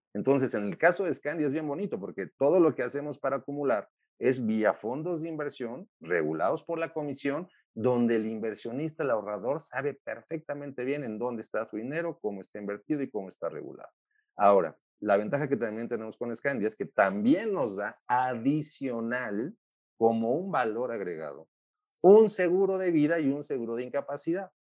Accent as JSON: {"language": "Spanish", "country": "Mexico", "said": "como los mexicanos"}